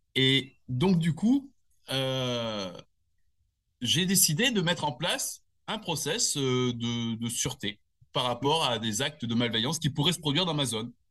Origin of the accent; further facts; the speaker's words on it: Nice, Provence-Alpes-Côte d'Azur, France; also born or lived in Annecy; je suis né à Annecy euh, il y a 54 ben, ans. Euh, j'ai grandi en grande partie, on va dire, dans le sud de la France